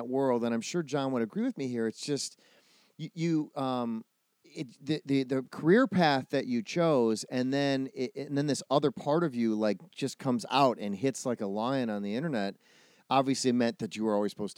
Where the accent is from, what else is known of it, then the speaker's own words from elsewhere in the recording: outside of Milwaukee, Wisconsin, United States; I grew up in outside of Milwaukee